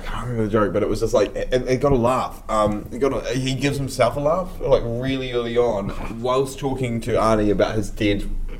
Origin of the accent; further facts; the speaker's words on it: New Zealand; as a Kiwi